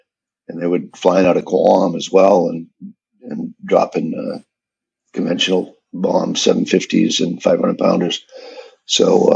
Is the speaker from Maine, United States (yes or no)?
yes; Maine, United States; moved away; I actually got stationed in my home state, my first assignment up in Bangor, Maine